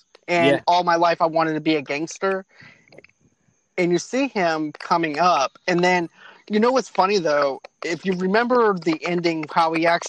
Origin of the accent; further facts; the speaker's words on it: Boston, Massachusetts, United States; moved away; I'm originally from Boston.